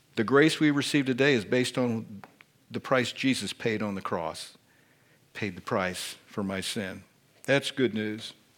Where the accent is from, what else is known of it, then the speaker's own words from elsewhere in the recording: Indiana, United States; accent: Hoosier; I was born and raised in Indiana. I speak the Hoosier dialect of English